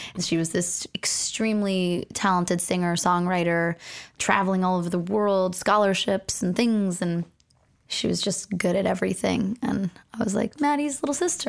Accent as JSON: {"language": "English", "town": "Los Angeles", "region": "California", "country": "United States", "tie": "born or raised there", "said": "I was born and raised in Los Angeles"}